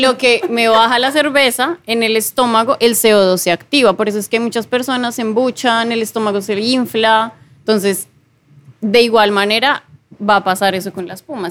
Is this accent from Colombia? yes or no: yes; Bogotá, Colombia; moved away as an adult; yo también soy colombiana, soy de Bogotá